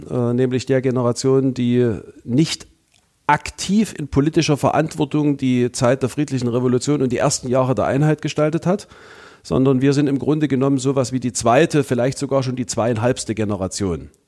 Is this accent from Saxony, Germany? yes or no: yes; Hohenstein-Ernstthal, Saxony, Germany; in meiner Heimatstadt Hohenstein-Ernstau